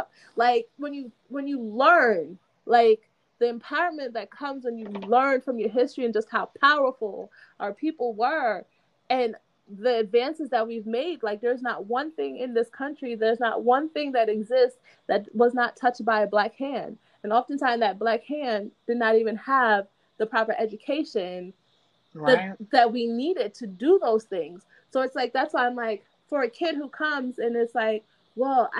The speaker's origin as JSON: {"language": "English", "country": "United States", "tie": "born or raised there", "also_born_or_lived": "Jamaica", "said": "I was born in Jamaica, but I was raised here"}